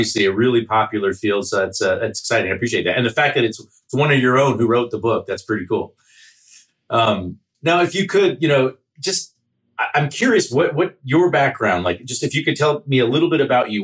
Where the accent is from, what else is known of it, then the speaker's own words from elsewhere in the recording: Southern California, United States; moved away; also born or lived in Pasadena, California; I'm from Southern California originally. Spent a year, had family in Pasadena. Father lived there. Went to Pasadena High School for a year